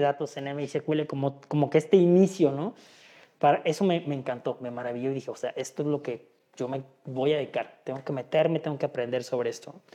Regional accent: Oaxaca, Mexico; moved away as an adult; now in Guadalajara, Mexico; yo soy de Oaxaca, yo nací en Oaxaca, Llevo ya cerca de nueve años aquí en Guadalajara

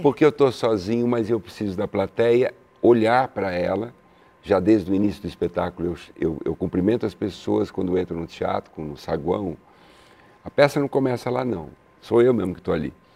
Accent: São Paulo, Brazil; eu sou italiano, de São Paulo

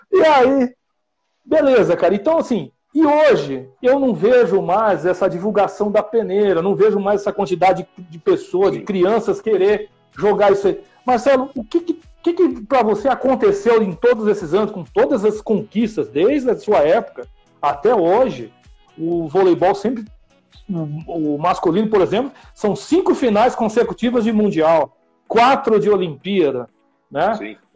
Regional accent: São Bernardo do Campo, São Paulo, Brazil; Eu moro, eu sou daqui de São Bernardo.

